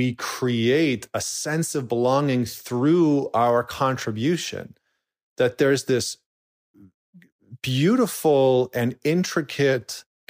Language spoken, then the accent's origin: English; Alberta, Canada; I remember distinctly being a 17-year-old kid growing up in Northern Alberta.